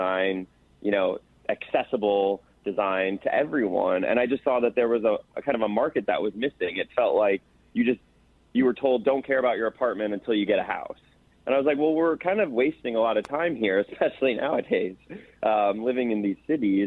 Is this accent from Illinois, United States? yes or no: yes; Chicago, Illinois, United States; moved away; also born or lived in Los Angeles; at 13 years old, was growing up in Chicago